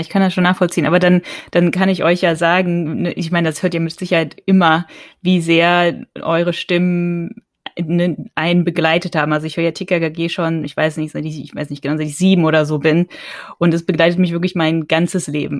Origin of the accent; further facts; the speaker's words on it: North Rhine-Westphalia, Germany; ich bin in, in, in, in Nordrhein-Westfalen aufgewachsen